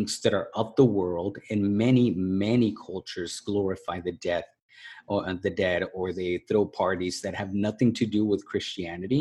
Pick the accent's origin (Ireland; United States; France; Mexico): Mexico; moved away; when we were growing up in Mexico